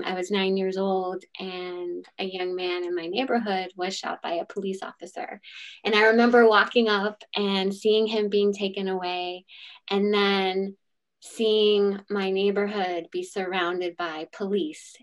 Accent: Washington, District of Columbia, United States; I grew up in a neighborhood called Mount Pleasant in Washington, D.C.

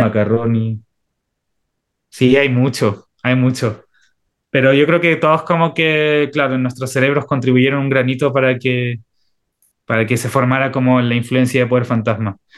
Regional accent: Chile

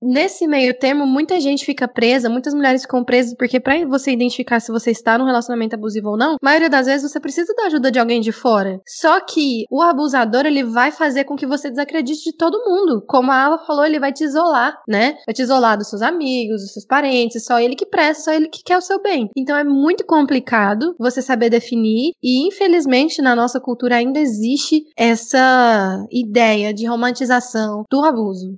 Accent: Goiânia, Goiás, Brazil; Eu sou de Goiânia

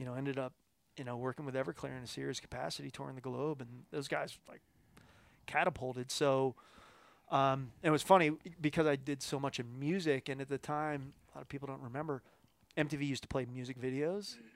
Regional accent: Philadelphia, Pennsylvania, United States; now in Colorado, United States; growing up in Philly, uh, going to the Jersey Shore is like a shore rat all summer long

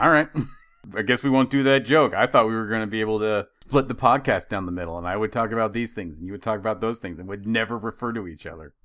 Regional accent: Idaho, United States; Growing up in Idaho

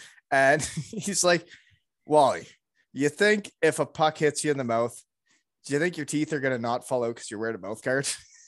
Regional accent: Kincardine, Ontario, Canada; So growing up in Kincardine, it's not just in Kincardine. People may not know, but like, I lived all over the world.

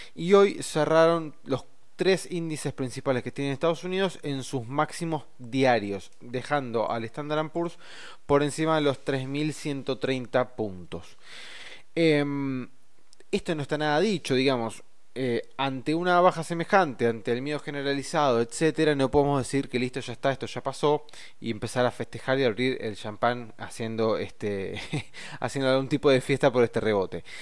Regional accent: Argentina; a nosotros, como argentinos, que tenemos una economía débil

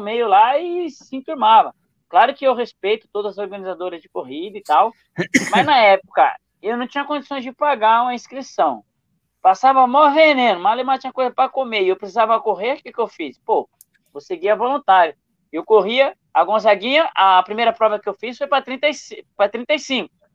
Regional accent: São Paulo, Brazil; um brasileiro da periferia de São Paulo, da Zona Leste

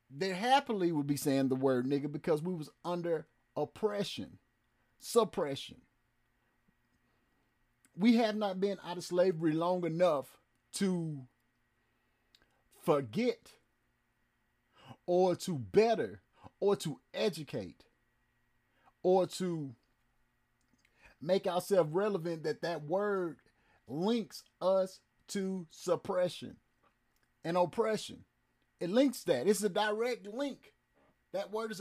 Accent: United States; I live in America. I was born in America

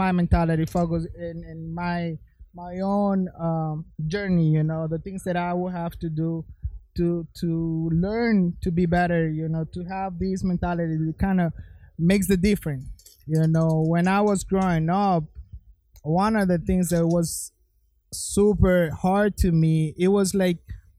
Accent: Florida, United States; I'm from Florida

